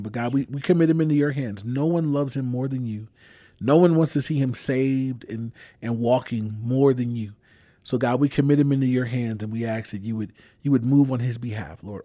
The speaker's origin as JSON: {"language": "English", "town": "Inglewood", "region": "California", "country": "United States", "tie": "born or raised there", "said": "I grew up in Inglewood. I've been there my whole life"}